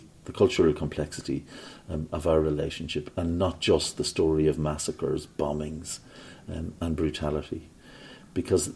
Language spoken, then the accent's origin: English; Ireland; when I was growing up in Ireland